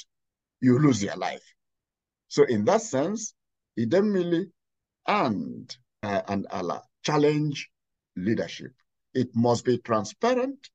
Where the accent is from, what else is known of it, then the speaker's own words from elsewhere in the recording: Nigeria; now in Pittsburgh, United States; I come from Nigeria.